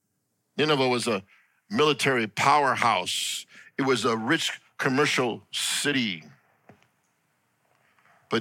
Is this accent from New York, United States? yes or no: no; Los Angeles, California, United States; I grew up in East